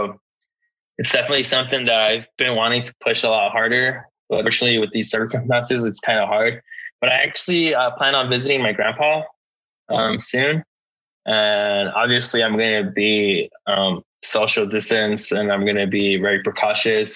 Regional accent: Lynwood, California, United States; Linwood is like the small city that I grew up in. It's a small city in LA, right next to Compton

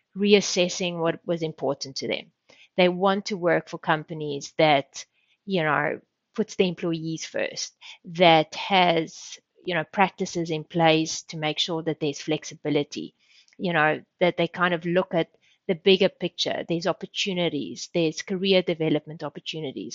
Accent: South Africa; moved away as an adult; also born or lived in Sydney, Australia / Sweden; I grew up in South Africa. I did my studies in South Africa

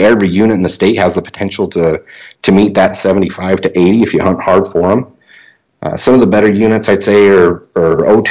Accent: Utah, United States; I spent most of my hunting season in my home state of Utah. I drew a limited entry archery elk tag last year in an area that I grew up in the central part of the state

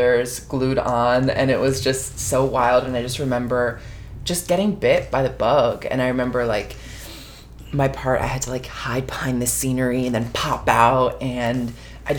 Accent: Bridgewater, New Jersey, United States; I am from Bridgewater, New Jersey, which is Central Jersey

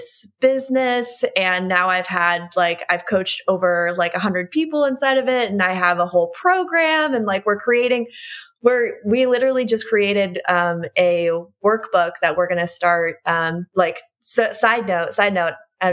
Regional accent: Midwest, United States; I grew up in the Midwest.

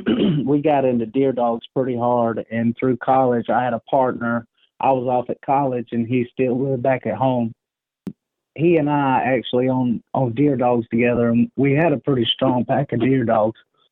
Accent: Orangeburg, South Carolina, United States; moved away as an adult; also born or lived in Montana; I moved back to my hometown of Orangeburg

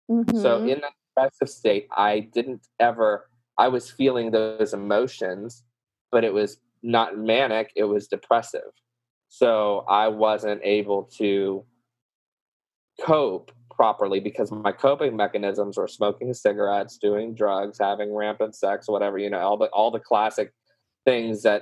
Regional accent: the South, United States; accent: southern; it's not easy, y'all, and that's my southern accent coming out, y'all.

